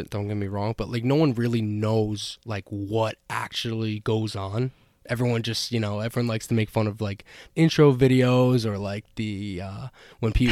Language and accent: English; Long Island, New York, United States; So for most of the listeners here, we're mostly from the Northeast, mostly Long Island, mostly New York.